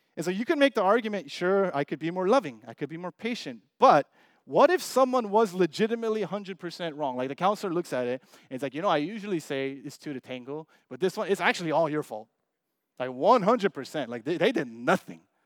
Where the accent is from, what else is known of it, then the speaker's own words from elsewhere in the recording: United States; we're Asian American, most of us.